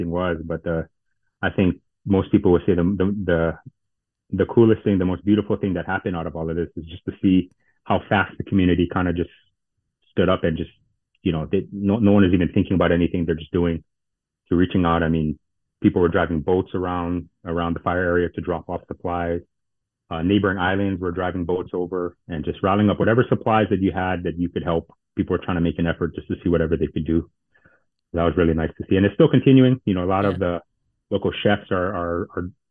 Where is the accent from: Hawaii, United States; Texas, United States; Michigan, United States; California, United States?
Hawaii, United States; Kula; He was born and raised in Kula, like myself and my cousin